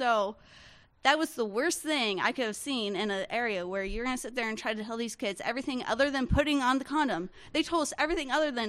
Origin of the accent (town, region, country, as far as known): Northern Central Florida, United States; born or raised there